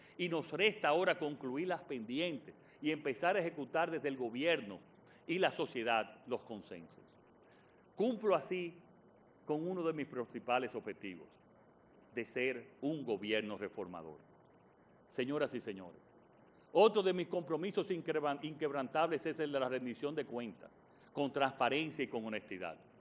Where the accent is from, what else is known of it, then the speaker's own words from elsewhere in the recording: Dominican Republic; esta República Dominicana que estamos construyendo